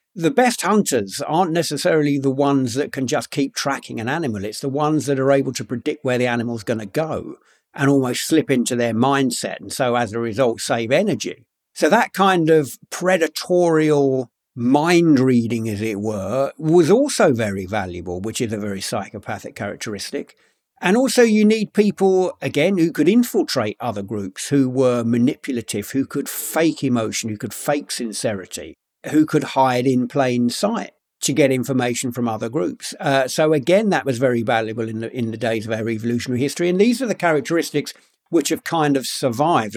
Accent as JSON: {"language": "English", "region": "London", "country": "United Kingdom", "tie": "born or raised there", "said": "I grew up in London, by the way, but um, uh, in a pretty rough part of London"}